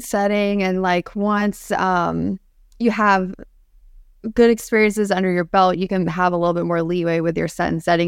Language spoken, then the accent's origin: English; Central Florida, United States; I grew up in Central Florida